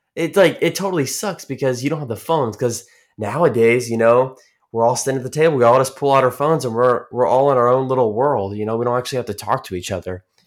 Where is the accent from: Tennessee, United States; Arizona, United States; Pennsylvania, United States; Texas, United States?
Texas, United States; I am seventeen and I'm from Texas